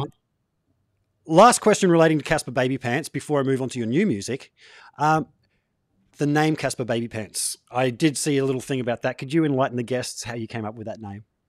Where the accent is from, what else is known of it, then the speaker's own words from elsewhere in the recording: Gold Coast, Queensland, Australia; I'm from the Gold Coast. Um, yeah. surf life saving was a, a big part of growing up here